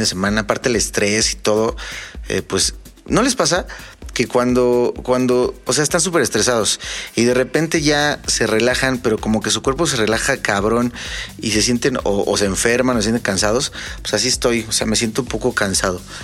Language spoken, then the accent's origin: Spanish; Mexico; somos mexicanos